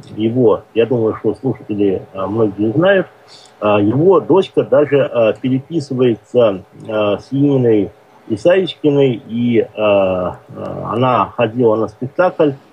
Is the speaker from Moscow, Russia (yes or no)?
no; Orenburg, Orenburg Oblast, Russia; moved away; я родом с Оренбурга